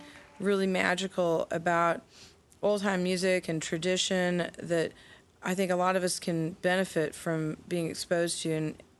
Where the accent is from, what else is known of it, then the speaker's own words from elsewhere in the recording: Fayetteville, Arkansas, United States; moved away; the home where I grew up in Fayetteville.